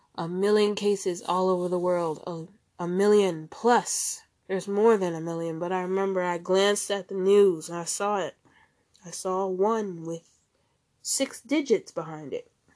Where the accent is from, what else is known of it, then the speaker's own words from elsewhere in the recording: United States; moved away; I'm an American citizen, but I live outside the country